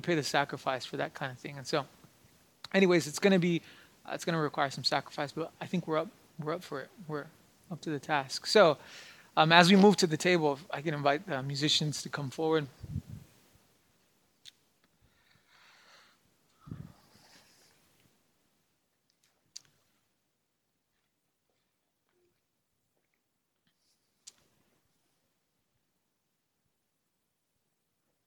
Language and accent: English; New Mexico, United States; moved away as an adult; now in Princeton, United States; I come from New Mexico. Back there, it's land of mañana.